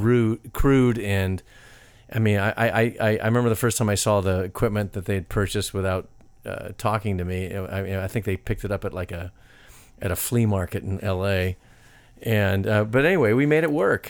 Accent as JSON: {"language": "English", "region": "California", "country": "United States", "said": "I'm from California."}